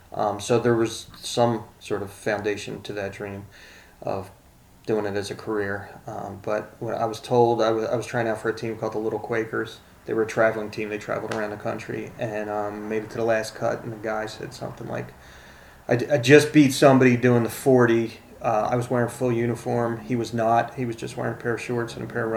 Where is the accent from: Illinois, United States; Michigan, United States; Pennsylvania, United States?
Pennsylvania, United States; Philadelphia; I grew up in Frankfurt